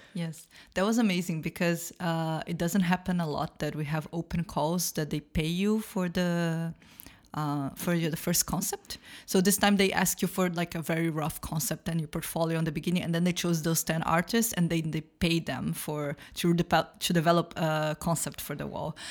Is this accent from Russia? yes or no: no; Brazil; moved away as an adult; now in Berlin, Germany; I am from Brazil. I live in Berlin for about two and a half years